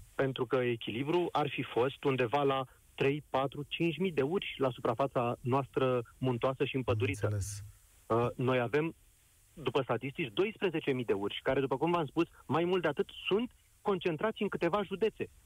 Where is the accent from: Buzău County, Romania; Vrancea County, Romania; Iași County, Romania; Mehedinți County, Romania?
Buzău County, Romania; sunt dintr-o zonă afectată de această situație cu urși, adică sunt din Buzău